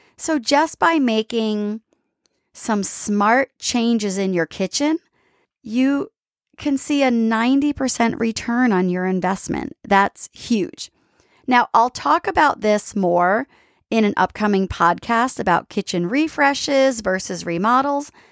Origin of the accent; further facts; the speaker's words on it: East Coast, United States; now in San Diego, United States; growing up on the East Coast